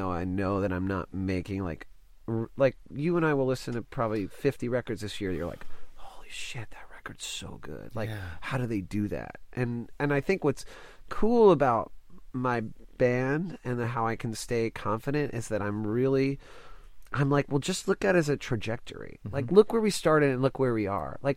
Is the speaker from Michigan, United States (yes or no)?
no; Dallas, Texas, United States; I grew up in Dallas